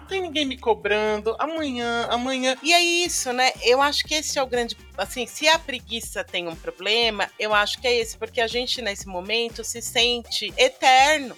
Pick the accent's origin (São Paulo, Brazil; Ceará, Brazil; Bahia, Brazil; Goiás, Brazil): São Paulo, Brazil; Paulista; a gente é paulista